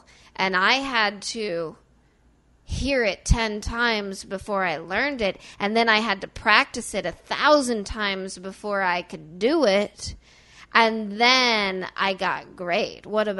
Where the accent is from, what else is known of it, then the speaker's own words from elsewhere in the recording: Mount Vernon, Illinois, United States; So this is not my natural accent. I probably did my. I'm from a very small town in Illinois.